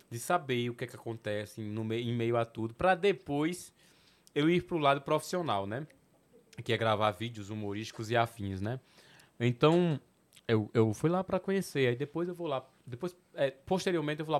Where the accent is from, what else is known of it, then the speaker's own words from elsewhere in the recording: Northeast Region, Brazil; accent: nordestino; now in São Paulo, Brazil; Eu fico mandando uns áudios aqui com esse meu sotaque nordestino. Aí aqui em São Paulo, né?